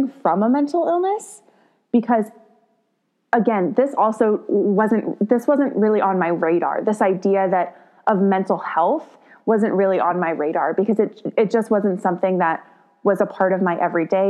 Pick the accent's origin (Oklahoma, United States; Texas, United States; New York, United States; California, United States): Texas, United States; I grew up in the Texas public school system